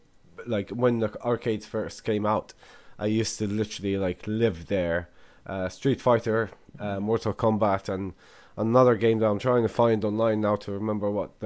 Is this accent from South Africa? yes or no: no; Egypt; moved away; I'm originally from Egypt